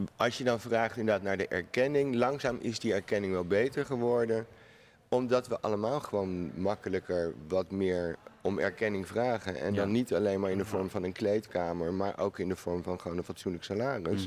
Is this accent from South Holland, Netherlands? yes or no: yes; The Hague, South Holland, Netherlands; ik woon niet in Amsterdam, natuurlijk. Ik kom uit Den Haag